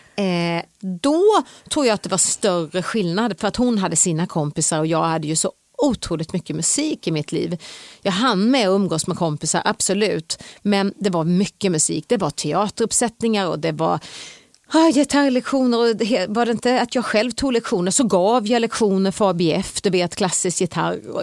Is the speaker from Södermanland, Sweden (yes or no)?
no; Hovmantorp, Kronoberg County, Sweden; also born or lived in Växjö; jag är född i Småland, i Hovmantorp, Växjö BB. Jag är uppvuxen i Hovmantorp och jag bodde där till jag var 16 år